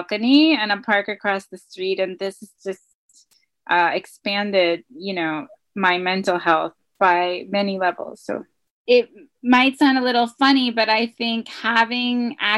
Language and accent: English; Ohio, United States; moved away as an adult; also born or lived in Africa / New York City, United States; now in Tokyo, Japan; I grew up in Ohio